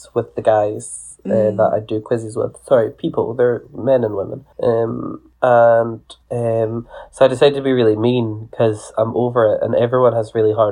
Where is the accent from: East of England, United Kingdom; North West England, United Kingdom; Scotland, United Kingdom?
Scotland, United Kingdom; I'm Scottish